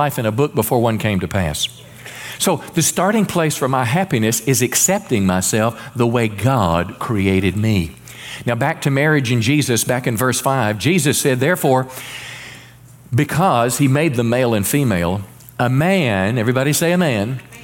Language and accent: English; Mississippi, United States; also born or lived in Memphis, Tennessee; raised in, you know, the country in Mississippi